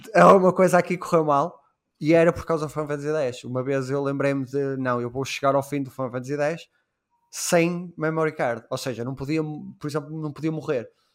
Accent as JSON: {"language": "Portuguese", "country": "Portugal", "said": "Sendo português"}